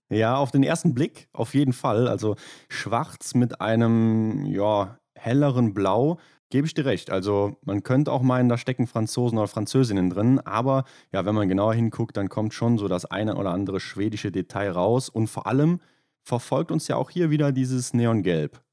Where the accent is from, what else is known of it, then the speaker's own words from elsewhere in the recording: Rhineland, Germany; bei uns im Rheinland